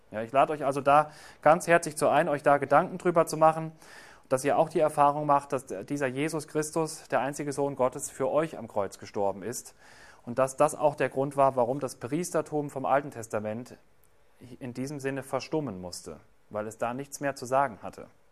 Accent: Germany; bei uns in Deutschland

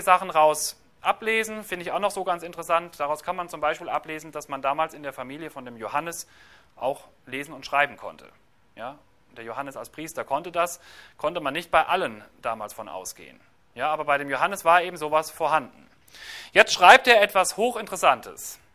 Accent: Germany; Bei uns in Deutschland

